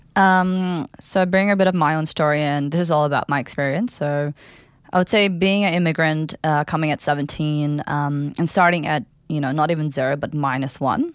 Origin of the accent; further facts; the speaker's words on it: Kathmandu, Bagmati, Nepal; English is a second language; now in Melbourne, Australia; I'm from Kathmandu, the capital city of Nepal